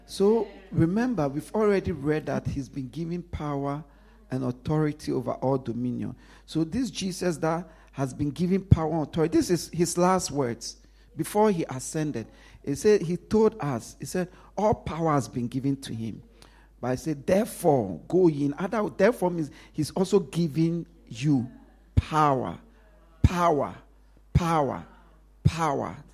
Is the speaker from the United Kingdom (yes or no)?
no; Ghana; I grew up in Ghana.